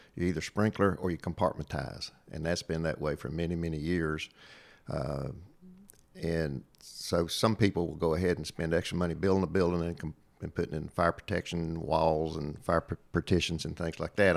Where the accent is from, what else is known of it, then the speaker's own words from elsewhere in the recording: Southwest Virginia, United States; accent: hillbilly twang; I came from Southwest Virginia and have a little bit of a hillbilly twang